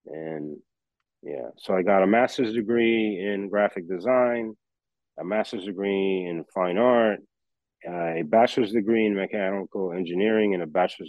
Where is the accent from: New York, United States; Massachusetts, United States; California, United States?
New York, United States; New York City; also born or lived in Lviv, Ukraine / Italy; I grew up in Queens, New York, and throughout the five boroughs. I did all my schooling in New York City. I went to high school and all of that in New York City.